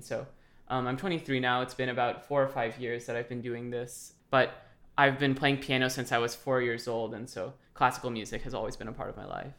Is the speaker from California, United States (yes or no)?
yes; Los Angeles, California, United States; now in Indiana, United States; I am currently in Indiana, but I am originally from Los Angeles